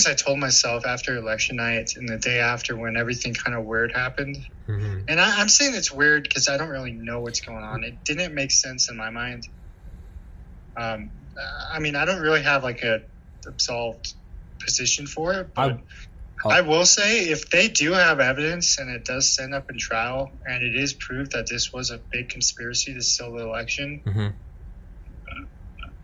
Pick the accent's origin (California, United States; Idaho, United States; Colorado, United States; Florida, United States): Idaho, United States; it's like my home state